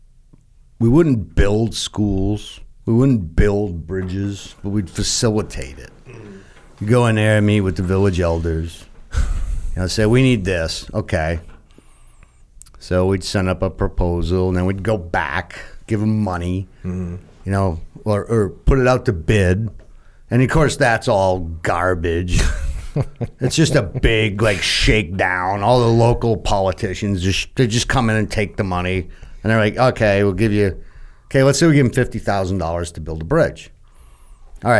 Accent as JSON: {"language": "English", "region": "New England", "country": "United States", "said": "I'm from New England"}